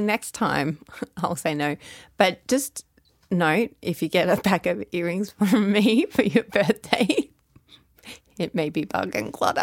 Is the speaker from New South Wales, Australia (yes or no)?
no; Melbourne, Victoria, Australia; now in Sydney, Australia; I live in Sydney, Australia. But I'm originally from Sydney, Australia. But I live most of my life in Melbourne, so I actually call myself Melbournian